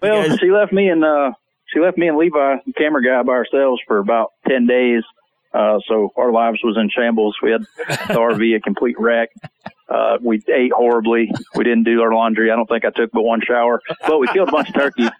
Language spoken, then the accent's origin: English; South Georgia, United States; I grew up in South Georgia, so uh, I've been hunting turkey since I was probably nine or ten years old.